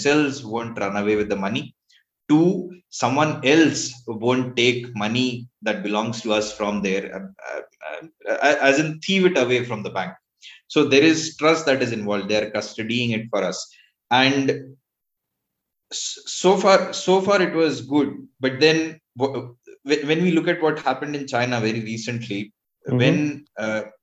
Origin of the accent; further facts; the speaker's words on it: India; I am from India, proudly so